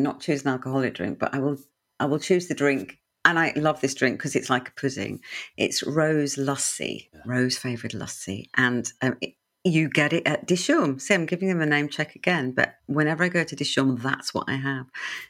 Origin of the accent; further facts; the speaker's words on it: Punjab, India; but I'm North Indian, Punjabi, landlocked, and so a lot of our food was vegetarian, actually, occasional bit of chicken, but never fish.